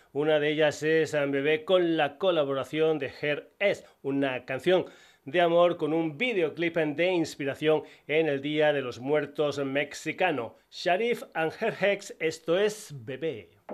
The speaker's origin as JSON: {"language": "Spanish", "town": "Burguillos del Cerro", "region": "Extremadura", "country": "Spain", "tie": "born or raised there", "said": "mi pueblo, Burguillos del Cerro"}